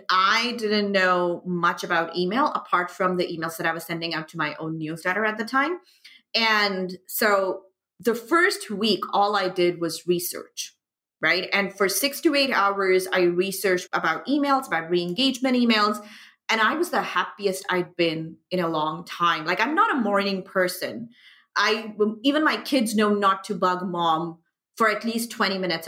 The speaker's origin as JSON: {"language": "English", "country": "Pakistan", "tie": "born or raised there", "also_born_or_lived": "United Arab Emirates", "moved": "as an adult", "said": "I am from Pakistan, was born, you know, and grew up there, moved to the UAE, and now I'm back in Pakistan."}